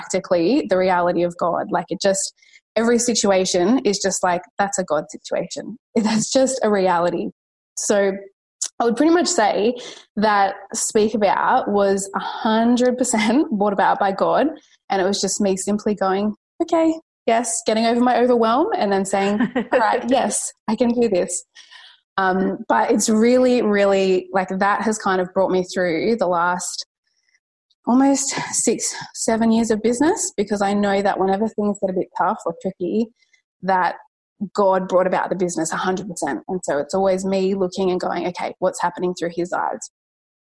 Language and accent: English; Sydney, New South Wales, Australia; I am from Sydney out west. I live around Penrith area